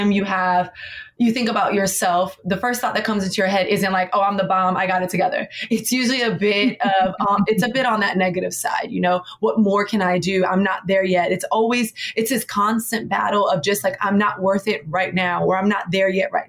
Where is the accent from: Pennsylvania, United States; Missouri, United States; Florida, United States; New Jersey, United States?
Florida, United States; Miami; now in New York City, United States; Born and raised in Miami, Florida. I live in New York City